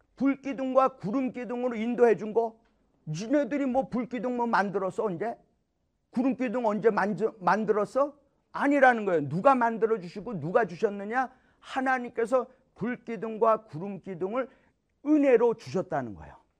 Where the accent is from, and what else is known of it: South Korea; now in United States